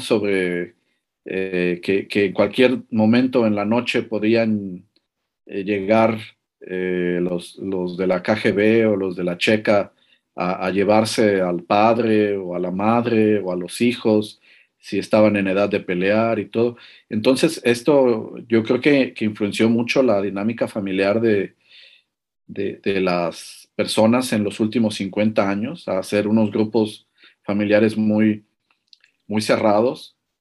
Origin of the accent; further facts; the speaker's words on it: Mexico; now in Latvia; como, como latino eh, o mexicano aquí